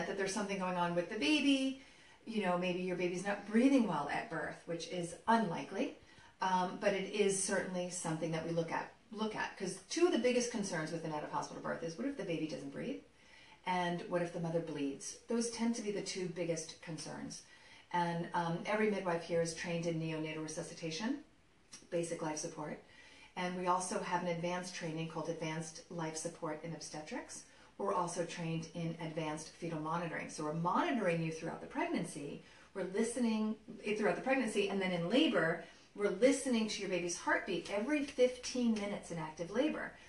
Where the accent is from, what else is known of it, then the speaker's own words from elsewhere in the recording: New York, United States; as a native New Yorker, New York is my hometown